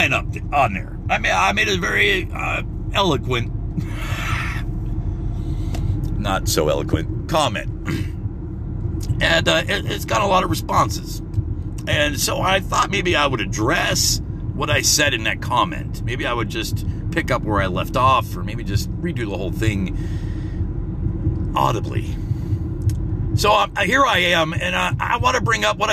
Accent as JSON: {"language": "English", "country": "United States", "said": "I'm an American."}